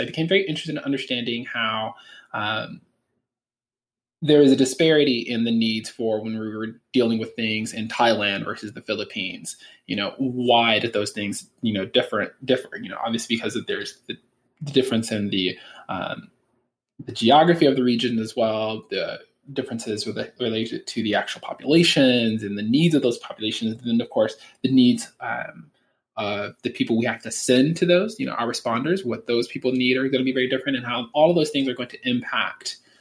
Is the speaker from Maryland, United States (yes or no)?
no; Los Angeles, California, United States; also born or lived in Michigan / Louisville, Kentucky; so I grew up in Hollywood, California.